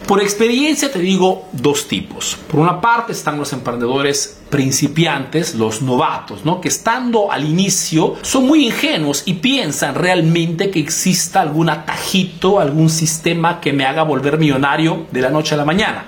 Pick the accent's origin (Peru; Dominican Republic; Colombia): Peru; now in Italy